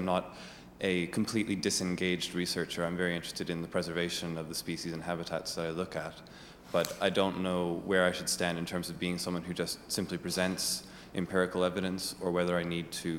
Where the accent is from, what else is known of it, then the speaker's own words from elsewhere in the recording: Canada; moved away as an adult; now in Oxford, United Kingdom; I'm from Canada, studying at Oxford